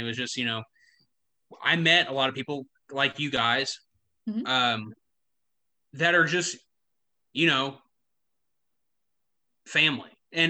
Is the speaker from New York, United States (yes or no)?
no; Indiana, United States; also born or lived in Kentucky; now in Atlanta, United States; this kid from Indiana